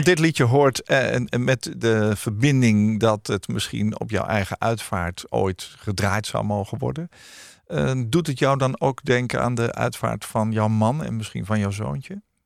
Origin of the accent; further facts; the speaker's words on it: Netherlands; Wij zijn als Nederlanders